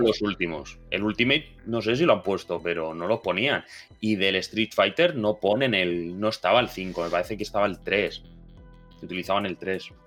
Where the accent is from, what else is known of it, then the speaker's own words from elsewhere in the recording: Catalonia, Spain; como catalán que soy